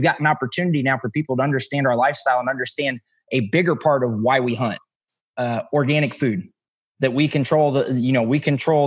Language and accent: English; Missouri, United States; I'm from Missouri. We make all kinds of words